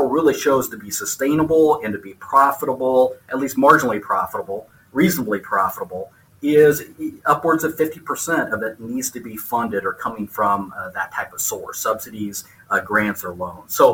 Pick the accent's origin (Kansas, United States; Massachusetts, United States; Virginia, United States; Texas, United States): Kansas, United States; Northeast; I grew up in Northeast Kansas in a farmhouse.